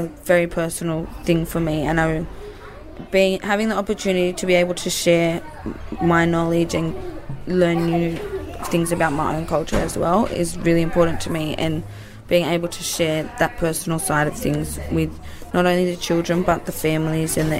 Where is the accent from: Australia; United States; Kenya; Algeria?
Australia; Wollongong, New South Wales; my dad's Aboriginal and we're from Wollongong